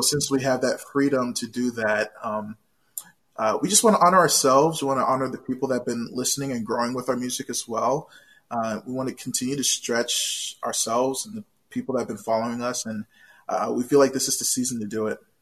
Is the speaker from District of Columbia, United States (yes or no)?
yes; Washington, District of Columbia, United States; moved away; I was born and raised in Washington, D.C.